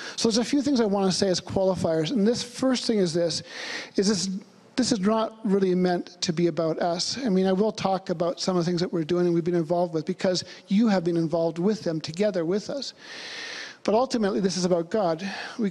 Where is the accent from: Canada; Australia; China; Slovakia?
Canada; Vancouver, British Columbia; moved away as an adult; also born or lived in Thailand; I'm from Vancouver.